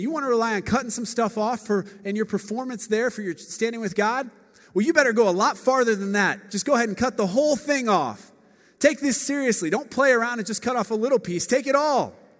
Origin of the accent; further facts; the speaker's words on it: Akron, Ohio, United States; now in Chicago, United States; I grew up in Akron, Ohio